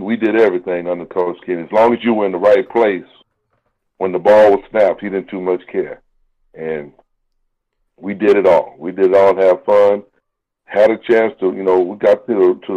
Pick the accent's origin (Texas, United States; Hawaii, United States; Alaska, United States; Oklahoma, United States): Texas, United States; San Angelo; moved away as an adult; also born or lived in Fayetteville, Arkansas; I grew up playing in San Angelo, Texas